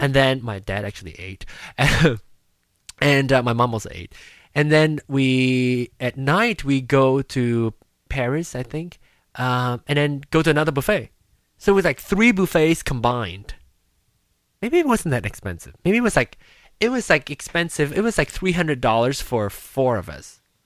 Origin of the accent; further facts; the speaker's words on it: Malaysia; moved away; growing up in Malaysia